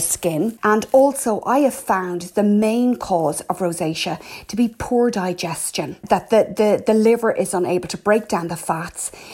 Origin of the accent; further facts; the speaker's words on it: Ireland; I'm …